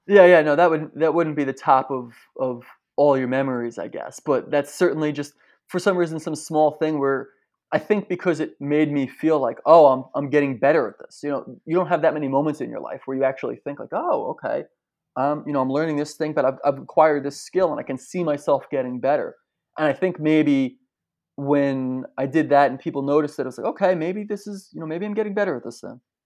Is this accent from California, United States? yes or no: no; New Jersey, United States; where I grew up in New Jersey